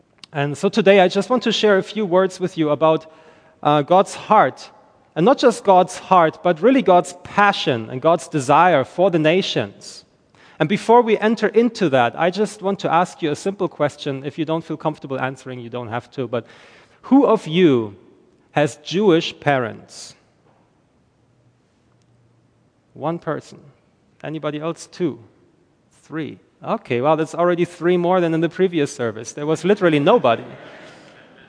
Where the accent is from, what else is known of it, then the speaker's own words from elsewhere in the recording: Germany; English is a second language; moved away as an adult; now in Northern Ireland, United Kingdom; I am originally from Germany. I'm not from Ireland. I live in Ireland, but I am from Germany. And that's why I don't sound Irish when I speak English